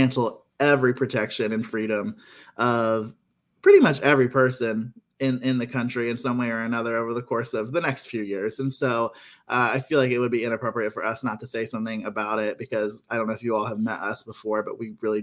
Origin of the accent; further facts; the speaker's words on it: Ohio, United States; I'm from Ohio